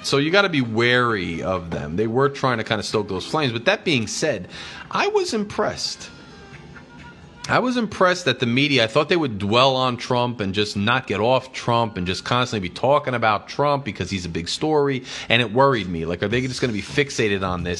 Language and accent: English; United States; as an American